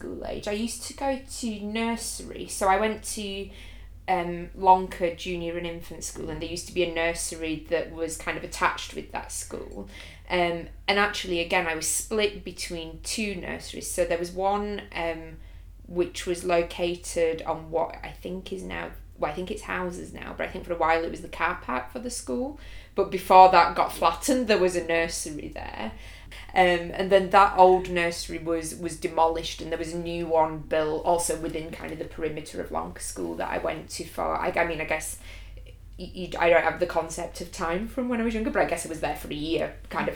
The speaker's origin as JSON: {"language": "English", "town": "Barnsley", "region": "Yorkshire and the Humber", "country": "United Kingdom", "tie": "born or raised there", "moved": "as an adult", "lives_now": "London, United Kingdom", "said": "I was born at Barnsley Hospital, but my parents lived and I grew up right in the town centre"}